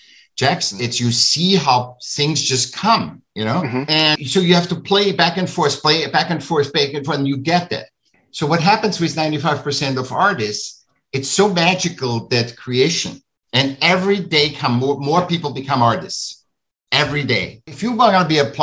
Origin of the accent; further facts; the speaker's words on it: Vienna, Austria; I'm from Austria, I'm from Vienna